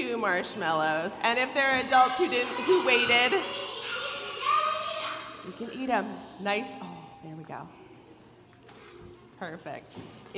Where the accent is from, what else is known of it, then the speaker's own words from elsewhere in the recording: Rochester, New York, United States; now in Cleveland, United States; the University of Rochester, my hometown